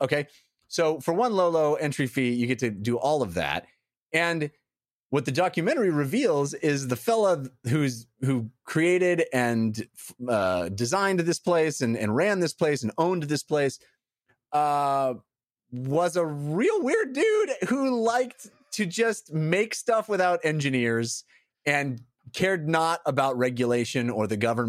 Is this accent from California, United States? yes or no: yes; California, United States; because I'm born and raised in California. I grew up